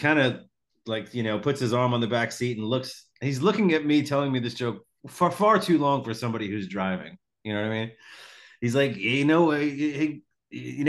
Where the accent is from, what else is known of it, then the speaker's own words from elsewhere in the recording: Long Island, New York, United States; now in Florida, United States; I grew up in Long Island, New York. I'm in Florida now